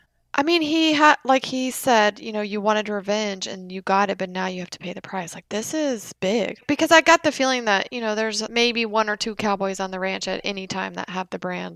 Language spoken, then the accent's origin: English; Texas, United States; I am from Texas